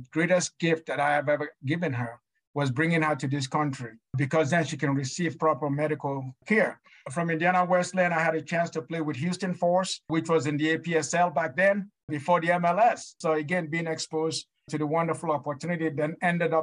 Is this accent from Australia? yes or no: no; Nigeria; moved away as an adult; now in United States; I'm just that little poor kid, you know, that grew up in Nigeria.